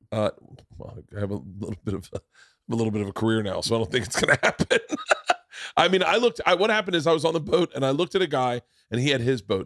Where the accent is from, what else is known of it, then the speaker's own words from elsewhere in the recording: Florida, United States; I grew up in Florida. So the ocean was part of our lives growing up